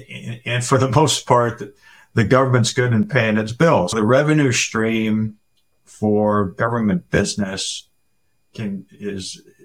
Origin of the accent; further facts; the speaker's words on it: Manchester, New Hampshire, United States; I was born and raised in Manchester, New Hampshire